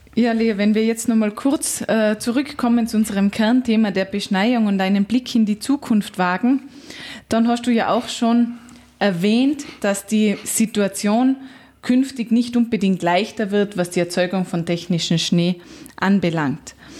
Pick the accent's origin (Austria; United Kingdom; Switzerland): Austria; als Einheimischer